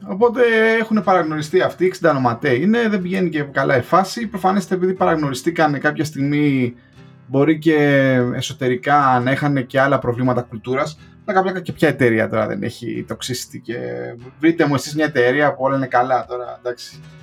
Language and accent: Greek; Greece; moved away as an adult; also born or lived in England; now in United Kingdom; έφυγα από την Ελλάδα